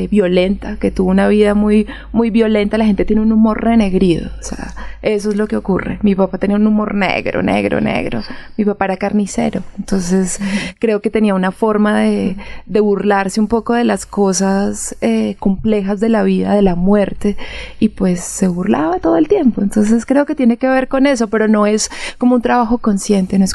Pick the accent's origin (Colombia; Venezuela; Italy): Colombia; Sevilla, Valle del Cauca; las personas de donde yo soy, que es Sevilla Valle